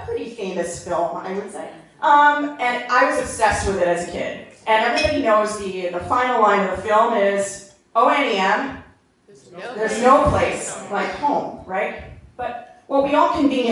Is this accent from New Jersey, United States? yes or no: yes; New Jersey, United States; moved away as an adult; also born or lived in New York, United States; now in Los Angeles, United States; I grew up in New Jersey, I live in Los Angeles